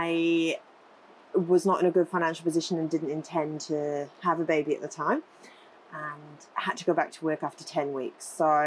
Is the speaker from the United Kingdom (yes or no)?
yes; United Kingdom; moved away as an adult; also born or lived in Gold Coast, Australia; now in Coomera, Australia; I'm originally from the UK